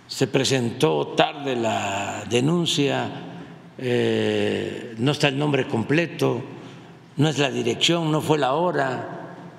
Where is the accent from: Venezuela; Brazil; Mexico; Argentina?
Mexico; como mexicanos